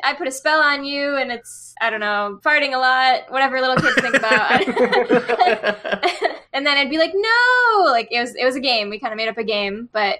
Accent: Chicago, Illinois, United States; now in Los Angeles, United States; Yeah, I'm from Chicago.

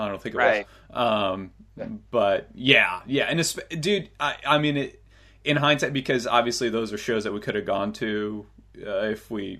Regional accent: Illinois, United States; we're from Illinois.

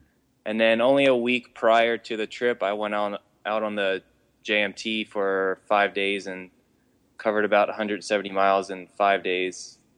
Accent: York, Pennsylvania, United States; I'm from York, Pennsylvania, not to be confused with New York. I'm from Old York.

